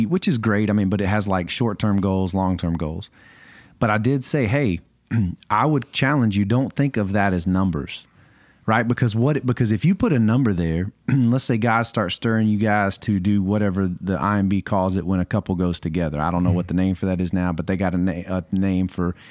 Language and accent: English; just outside of Atlanta, Georgia, United States; also born or lived in Arkadelphia, Arkansas; I'm from Georgia, just outside of Atlanta